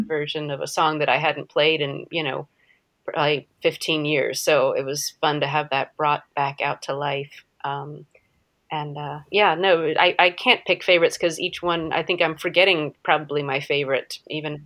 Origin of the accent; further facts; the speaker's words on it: United States; As an American, as a white American